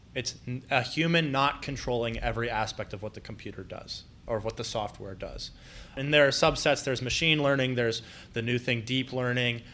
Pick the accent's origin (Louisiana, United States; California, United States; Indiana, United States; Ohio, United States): Ohio, United States; Columbus; also born or lived in Mansfield; born and raised in Columbus